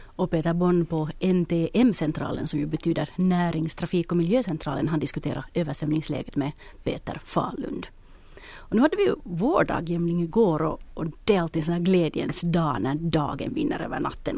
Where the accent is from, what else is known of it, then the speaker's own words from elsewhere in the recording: Espoo, Uusimaa, Finland; min hemstad Esbo